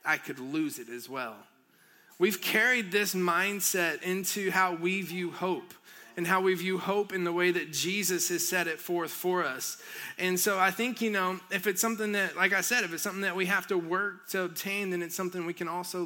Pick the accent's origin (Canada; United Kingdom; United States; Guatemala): United States; near Helen, northeast Georgia; moved away; I grew up in Georgia